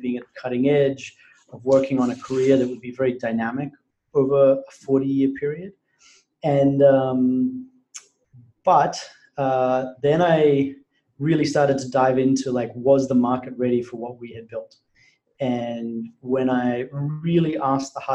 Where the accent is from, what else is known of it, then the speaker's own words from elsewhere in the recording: Brisbane, Queensland, Australia; I had spent the summer working in an oil refinery in Brisbane, Australia, which was my hometown.